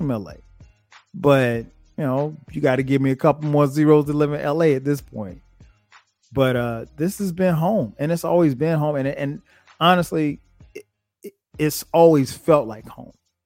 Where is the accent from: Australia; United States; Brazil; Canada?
United States; Florence; moved away as an adult; now in Atlanta, United States; My answer to where I'm from will always be Florence.